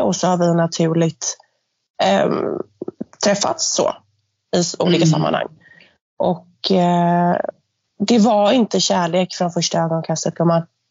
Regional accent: Gothenburg, Västra Götaland, Sweden; accent: göteborgska; jag har en fantastisk göteborgska

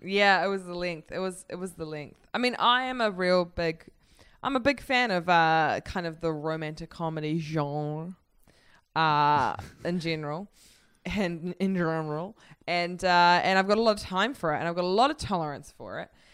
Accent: New Zealand; I'm from New Zealand.

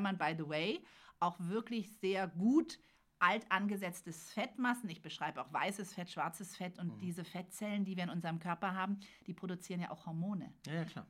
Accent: Berlin, Germany; ich bin geboren in Berlin

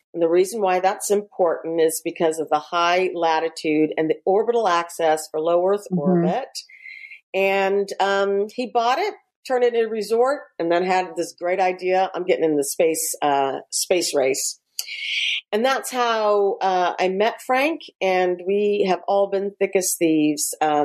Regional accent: Scotland, United Kingdom; I am Scottish by birth, and I wanted to spend time with my family and my mother and my father and all my aunts and uncles and cousins, and everybody lived in or lives in the Shetland Islands in a tiny little village called Bicton.

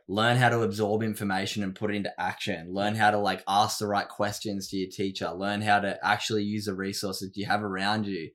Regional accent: Sydney, New South Wales, Australia; moved away as an adult; now in Gold Coast, Australia; I grew up in Sydney

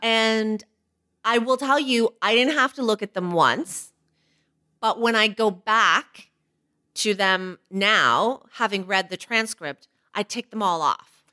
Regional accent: Canada; an Asian woman who was born in Canada

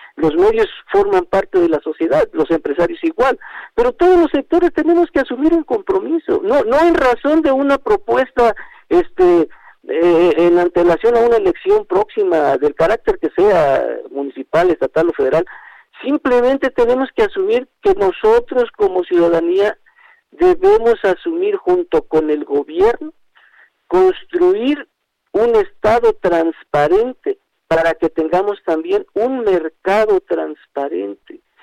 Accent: Mexico; como ciudadano mexicano

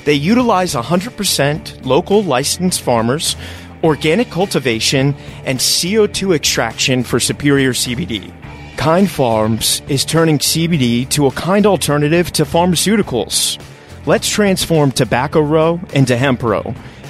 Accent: Richmond, Virginia, United States; And I'm actually from Richmond, Virginia, oddly enough.

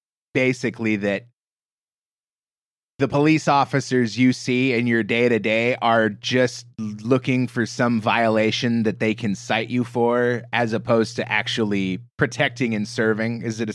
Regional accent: Portland, Oregon, United States; But I grew up in the Portland, Oregon area, west coast of the States, you know, sort of middle of the country.

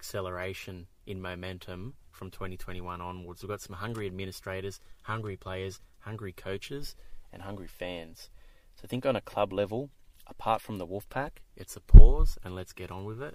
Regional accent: Australia; accent: Australian (implied)

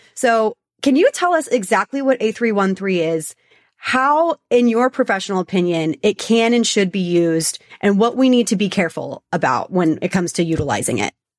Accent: Texas, United States; Born and raised in Texas

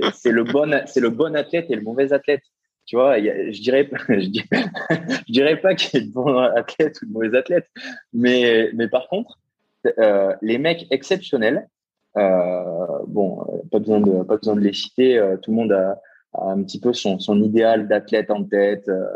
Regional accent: Castres, Occitania, France; je viens pas de Toulouse, je viens de, de Castres, donc euh, qui est à une heure de Toulouse

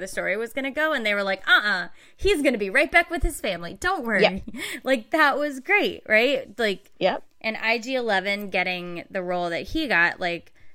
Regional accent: United States; we're Indian, we're American, we're never enough of one or the other to be really one thing.

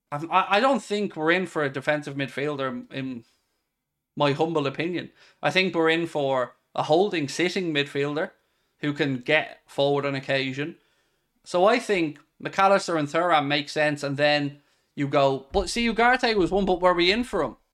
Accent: Ireland; I'm not English. I'm Irish

